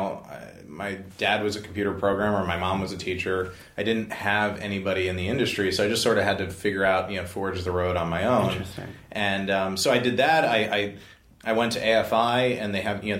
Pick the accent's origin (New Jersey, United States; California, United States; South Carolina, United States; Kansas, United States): New Jersey, United States; moved away as an adult; also born or lived in Manhattan, New York; now in Los Angeles, United States; I grew up in New Jersey